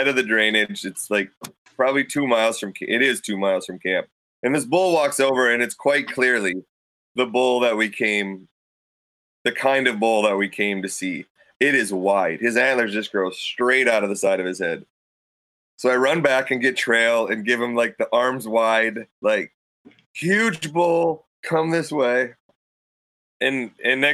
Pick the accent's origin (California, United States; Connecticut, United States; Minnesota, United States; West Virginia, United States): Minnesota, United States; moved away; where I grew up in Minnesota